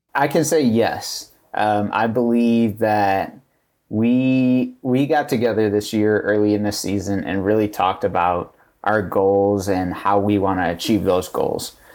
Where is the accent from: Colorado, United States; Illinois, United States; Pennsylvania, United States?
Illinois, United States; Chicago south suburbs; I'm from the South Summers